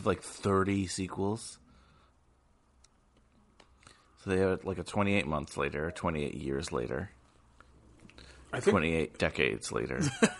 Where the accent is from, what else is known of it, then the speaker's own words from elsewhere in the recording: New York, United States; And I was born in New York.